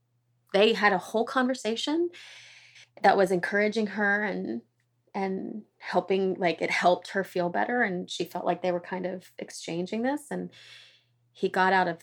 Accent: Oklahoma, United States; I grew up in Oklahoma

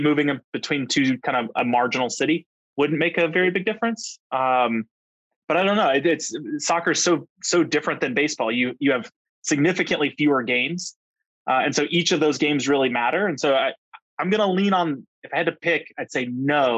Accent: outside of Houston, Texas, United States; I grew up outside of Houston

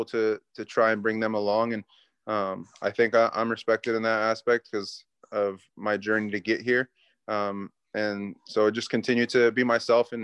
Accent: Santa Ana, California, United States; now in Houston, United States; I grew up in Southern California

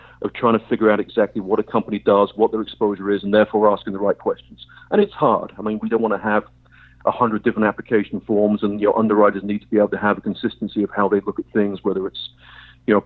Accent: England, United Kingdom; I'm English

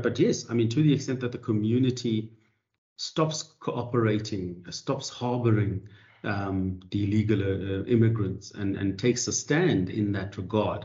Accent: South Africa; we as a South African society

